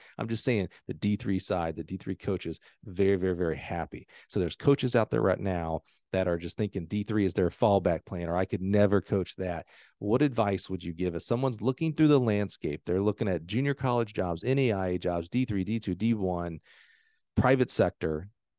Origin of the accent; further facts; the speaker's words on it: the South, United States; my whole career was to get to the SEC because I grew up in the South.